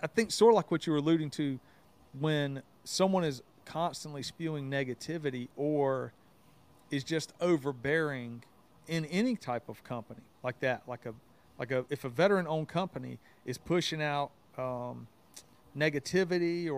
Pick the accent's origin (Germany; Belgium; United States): United States; the South; I grew up in the South. I don't know if everybody knew that, but just hearing my accent, like I grew up in the South